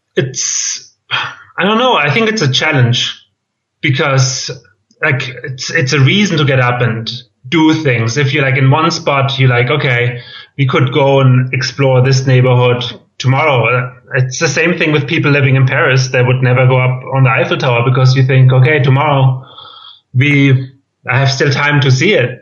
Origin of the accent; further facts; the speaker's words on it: Germany; accent: German; English is a second language; moved away as an adult; also born or lived in Boston / Berlin / Valencia; I'm from Germany, as you can tell by my accent